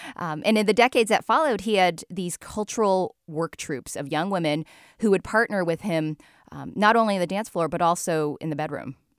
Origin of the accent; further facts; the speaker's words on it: United States; I'm the American born daughter of Chinese immigrants.